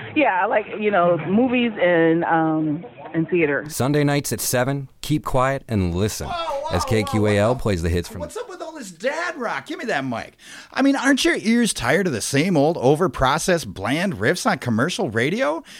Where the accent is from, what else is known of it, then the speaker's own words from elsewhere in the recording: Saint Paul, Minnesota, United States; now in Minneapolis, United States; I'm from the Twin Cities. I'm a St. Paul girl, currently living in the Apple, the Mini Apple.